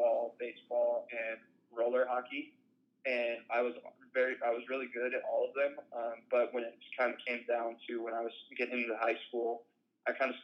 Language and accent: English; Broomfield, Colorado, United States; also born or lived in Spokane, Washington; I grew up here in Colorado. That's where I currently am living for the off season. But I grew up here in the North Denver metro area. Broomfield, Colorado is where I went